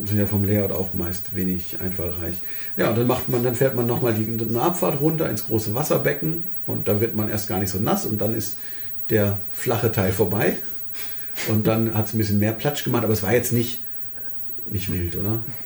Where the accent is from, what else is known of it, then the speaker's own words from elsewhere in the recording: Germany; wir als Deutsche